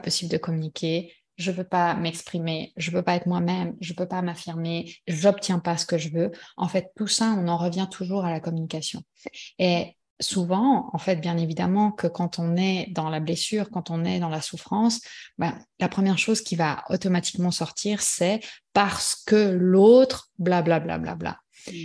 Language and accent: French; Switzerland; on est suisse